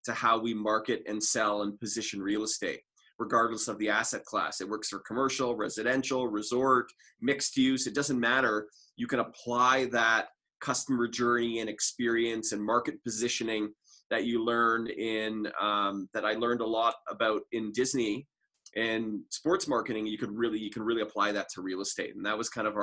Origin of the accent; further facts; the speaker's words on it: Toronto, Ontario, Canada; moved away as an adult; also born or lived in Orlando, Florida; now in Calgary, Canada; I'm originally from Toronto